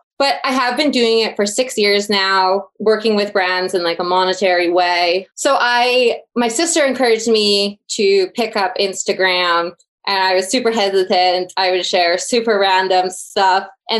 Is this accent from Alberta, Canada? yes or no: yes; Red Deer, Alberta, Canada; Everyone just assumes I'm from Calgary or from Banff. So I've really started to talk more about Red Deer in my stories.